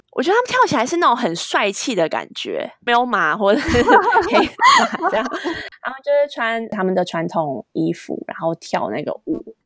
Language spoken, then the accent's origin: Chinese; Taipei, Taiwan; first language Chinese; 我是台北人